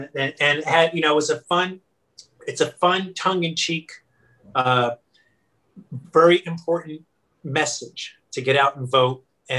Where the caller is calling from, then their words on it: New Brunswick, New Jersey, United States; I am Zooming from my kitchen, which is in my house in New Brunswick, New Jersey.